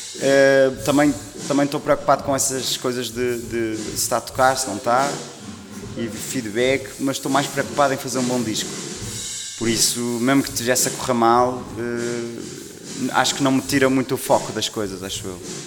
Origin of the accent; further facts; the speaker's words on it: Maia, Norte, Portugal; now in Lisbon, Portugal; Eu sou do Norte. Maia. sou da Maia, sim. Uh, exato, eu sou da Maia, mas agora moro em Lisboa.